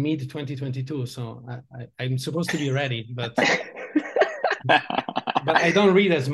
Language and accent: English; Italy; moved away as an adult; now in Switzerland; I was born in Italy, East Coast.